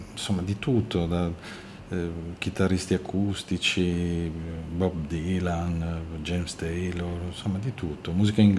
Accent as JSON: {"language": "Italian", "region": "Lombardy", "country": "Italy", "tie": "born or raised there", "said": "A quell'età stavo dove sono cresciuto, in provincia di Milano, a 20 km a nord di Milano."}